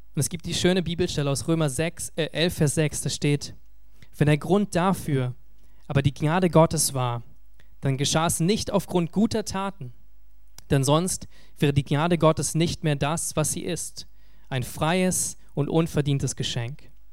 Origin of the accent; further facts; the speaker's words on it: Berlin, Germany; als Berliner